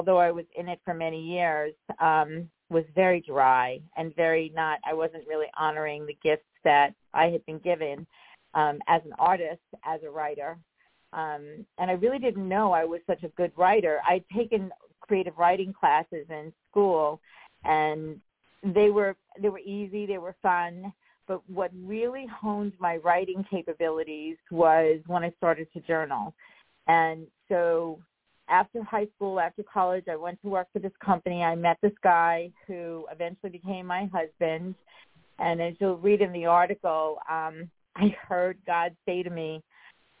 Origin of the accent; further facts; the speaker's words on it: Rocky Point, New York, United States; I grew up on Long Island. I grew up in a small town called Rocky Point